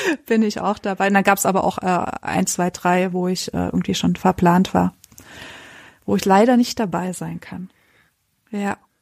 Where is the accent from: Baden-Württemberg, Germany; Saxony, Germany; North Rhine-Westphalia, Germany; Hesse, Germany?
Saxony, Germany; Erzgebirge; ich komme aus dem Erzgebirge